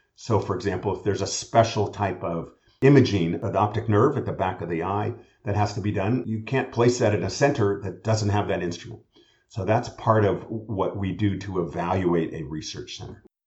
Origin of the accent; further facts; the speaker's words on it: California, United States; I'm a Californian and was trained all at University of California schools